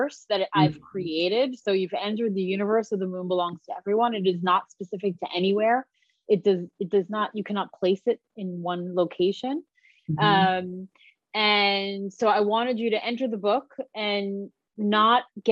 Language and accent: English; Long Island, New York, United States; I grew up in Long Island